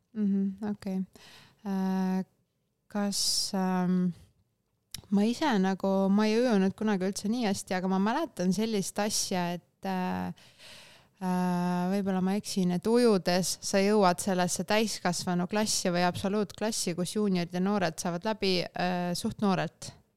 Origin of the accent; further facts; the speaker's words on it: Vinni, Lääne-Viru County, Estonia; ma olen Vinnist pärit, Vinni lähedalt Pajustist